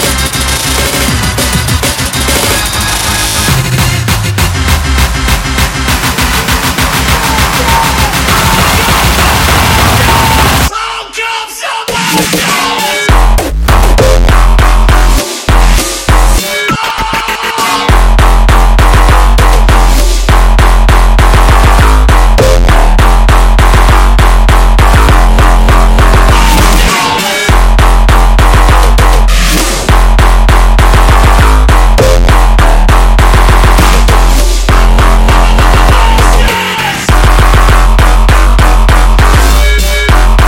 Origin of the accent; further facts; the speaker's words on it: England, United Kingdom; I'm so English